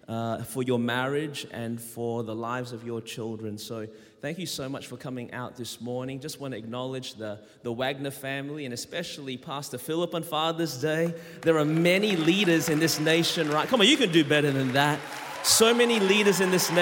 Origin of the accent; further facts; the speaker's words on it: Melbourne, Victoria, Australia; accent: Australian; moved away as an adult; now in Anderson, United States; I was born and raised in Melbourne, Australia. That's the reason my voice is this way